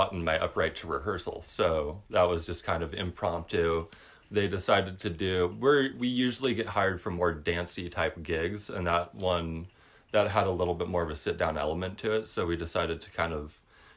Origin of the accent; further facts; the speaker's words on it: Whidbey Island, Washington, United States; also born or lived in California; When I moved back to Whidbey Island from California, I moved back to a town with no music store, in a place where I grew up having a music store